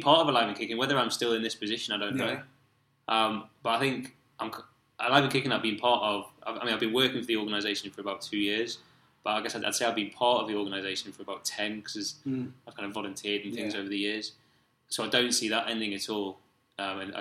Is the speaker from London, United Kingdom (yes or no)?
no; Newcastle upon Tyne, North East England, United Kingdom; I'm from Newcastle